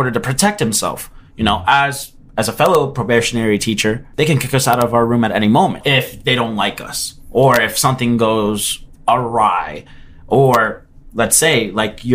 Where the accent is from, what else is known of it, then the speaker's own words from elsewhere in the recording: Miami, Florida, United States; I come from Miami